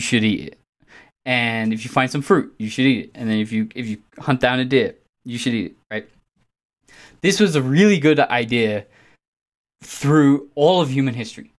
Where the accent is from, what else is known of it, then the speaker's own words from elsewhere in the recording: England, United Kingdom; I'm English